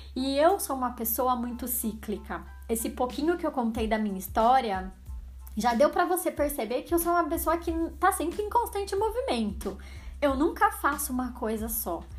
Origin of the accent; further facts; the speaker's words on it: Araras, São Paulo, Brazil; also born or lived in Campinas / United States; Vindo de uma cidade minúscula, não é tão minúscula assim, né? Araras tem 120 mil habitantes, talvez mais, I don't know. Pra quem não sabe, eu moro em Araras, é uma cidade no interior de São Paulo. Nasci em Campinas, que também é interior de São Paulo, mas moro em Araras, assim, desde sempre.